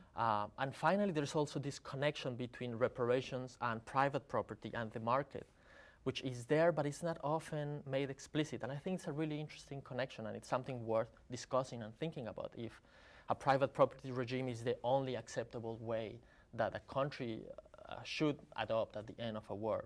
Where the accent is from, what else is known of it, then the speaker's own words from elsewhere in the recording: Colombia; I'm from Colombia